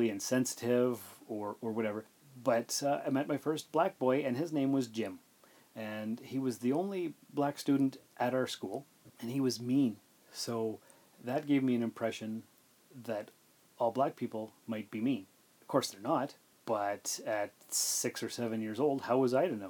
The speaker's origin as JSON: {"language": "English", "town": "Sault Ste. Marie", "region": "Ontario", "country": "Canada", "tie": "born or raised there", "said": "I grew up in Sault Ste. Marie, and our high school was filled with a lot of Native students"}